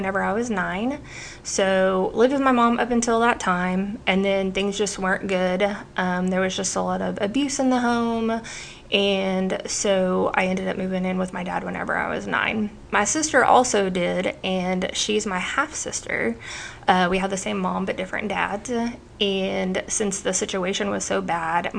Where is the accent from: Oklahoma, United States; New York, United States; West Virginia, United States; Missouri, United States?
Oklahoma, United States; I've been born and raised in Oklahoma